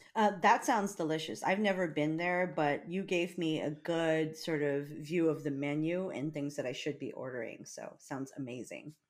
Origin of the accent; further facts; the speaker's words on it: Big Island of Hawaii, United States; moved away; I'm from the Big Island of Hawaii, and Hilo is on the Big Island